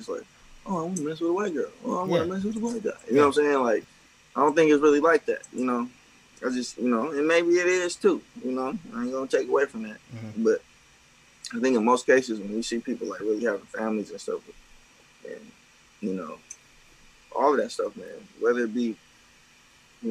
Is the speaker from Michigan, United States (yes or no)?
yes; Detroit, Michigan, United States; moved away; also born or lived in Chicago, Illinois; growing up in Detroit